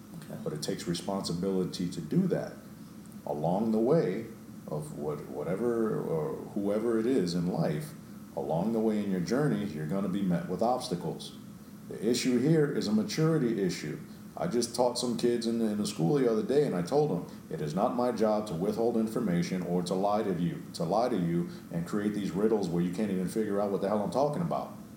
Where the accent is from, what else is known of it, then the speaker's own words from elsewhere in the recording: New York City, New York, United States; I grew up in New York